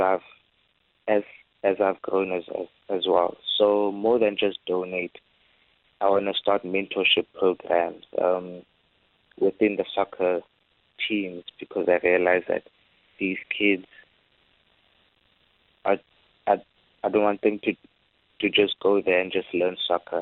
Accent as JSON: {"language": "English", "region": "Free State", "country": "South Africa", "moved": "yes", "lives_now": "Cape Town, South Africa", "said": "I'm from the Free State, so it's always been in my heart to be able to go back to where I'm originally from"}